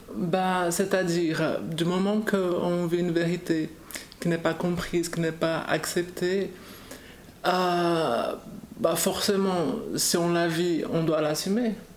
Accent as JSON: {"language": "French", "country": "Brazil", "moved": "yes", "said": "je viens du Brésil"}